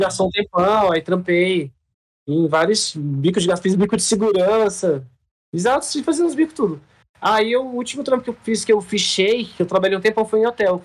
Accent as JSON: {"language": "Portuguese", "town": "Brasília", "region": "Federal District", "country": "Brazil", "tie": "born or raised there", "also_born_or_lived": "Trinidad and Tobago", "said": "Eu vim para Brasília, eu tinha quatro anos"}